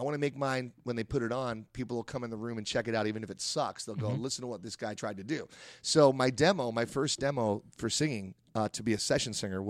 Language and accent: English; Philadelphia, Pennsylvania, United States; also born or lived in Englewood; I was born on the East Coast and in Englewood, New Jersey, where most people who end up in Hollywood are born. And after that, I moved to Philadelphia.